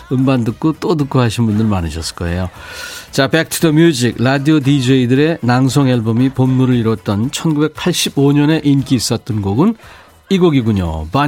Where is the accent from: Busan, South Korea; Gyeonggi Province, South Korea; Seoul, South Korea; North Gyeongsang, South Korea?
Busan, South Korea; 저도 부산이 고향이라예.